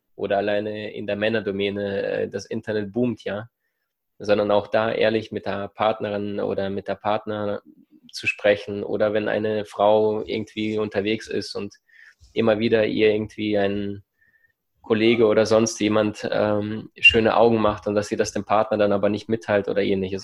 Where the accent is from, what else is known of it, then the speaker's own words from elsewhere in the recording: Ukraine; also born or lived in Siberia; now in Germany; meine Kindheit in der Ukraine, im Rattenloch, in dieser Armut